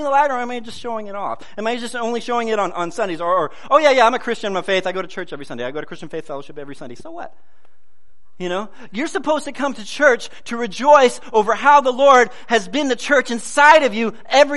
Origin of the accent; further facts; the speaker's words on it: United States; I love being an American